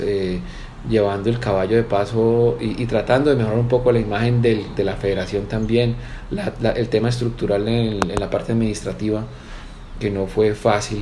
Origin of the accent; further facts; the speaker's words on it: Cali, Valle del Cauca, Colombia; also born or lived in Medellín, Colombia / England; yo estudié en Cali. yo nací en Medellín, mi familia es de Medellín. A la edad de los 14 años me fui a estudiar Inglaterra